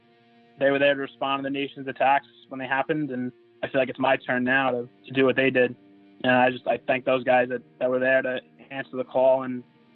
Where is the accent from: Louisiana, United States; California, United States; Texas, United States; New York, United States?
New York, United States; New York City; growing up in Rockaway Beach